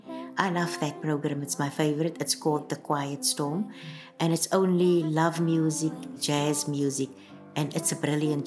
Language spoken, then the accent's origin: English; Cape Town, Western Cape, South Africa; first language Afrikaans; English is a second language; now in Atlantis, South Africa; I was born in Bishop Lavis in Cape Town. I am now a resident of Atlantis, 45 minutes outside of Cape Town.